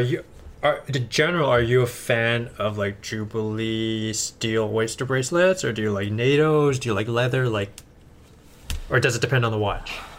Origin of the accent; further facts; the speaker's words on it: Edmonton, Alberta, Canada; moved away as an adult; now in California, United States; I was born and raised in Canada uh, in a little town called Edmonton, Alberta